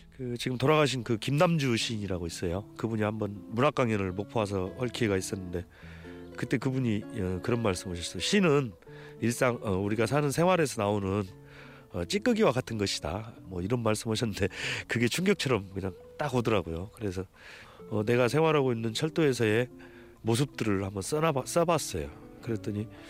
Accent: Jeongeup, North Jeolla, South Korea; 제가 고향이 전북 정읍이거든요

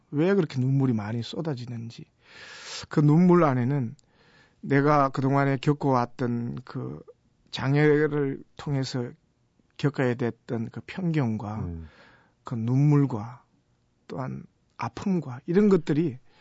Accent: Gyeongsang, South Korea; 제가 경상도 촌놈인데

